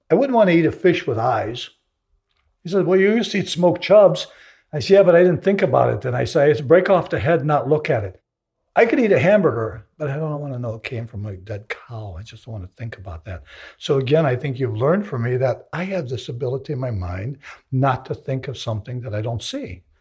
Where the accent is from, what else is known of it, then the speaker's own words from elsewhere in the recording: the South, United States; But that was part of the ritual of growing up in the South.